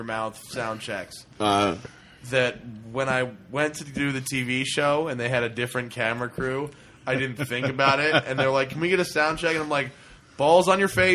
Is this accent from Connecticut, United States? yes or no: yes; Greenwich, Connecticut, United States; moved away; my hometown